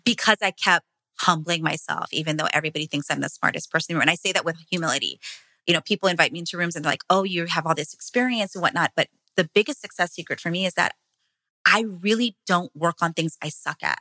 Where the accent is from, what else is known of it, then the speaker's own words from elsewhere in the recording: Hawaii, United States; moved away; my husband and I come from Hawaii, small plantation town. Our grandparents were both immigrants from the Philippines. So we grew up in farmland